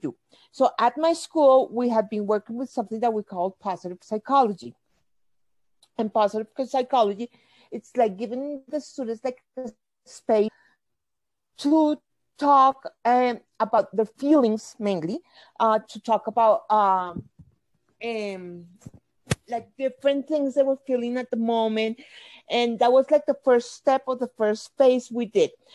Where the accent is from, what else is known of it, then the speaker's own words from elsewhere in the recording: Bogota, Colombia; I'm from Bogota, Colombia.